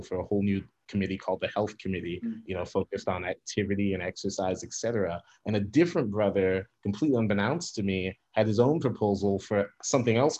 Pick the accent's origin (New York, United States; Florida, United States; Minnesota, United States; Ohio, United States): Ohio, United States; Centerville; also born or lived in Xenia, Ohio; I was born and raised in Southwest Ohio, born in Xenia, raised outside Dayton in a suburb called Centerville.